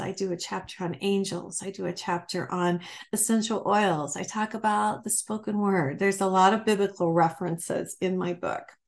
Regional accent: Michigan, United States; moved away; also born or lived in Ohio; I'm from Michigan, Ohio, and Michigan originally

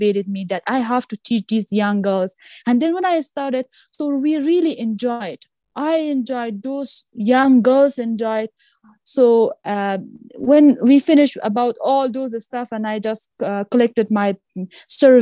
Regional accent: Afghanistan; English is a second language; in my home country

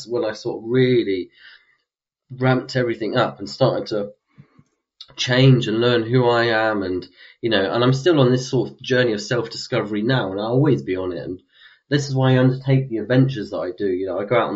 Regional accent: London, United Kingdom; I come from London

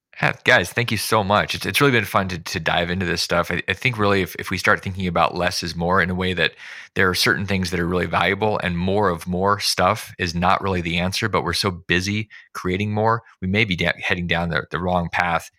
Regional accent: Alaska, United States; I grew up in Alaska

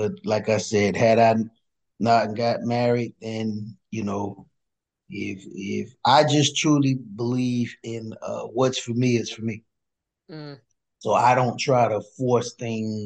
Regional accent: Miami, Florida, United States; As a kid, I grew up in Liberty City, and I grew up in projects, Liberty City.

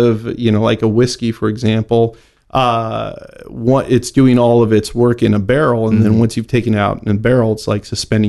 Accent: San Jose, California, United States; I'm a native Northern Californian.

